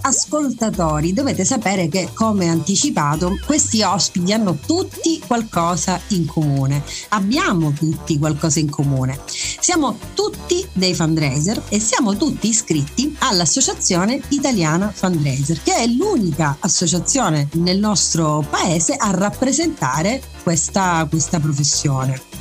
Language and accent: Italian; Messina, Sicily, Italy; sono messinese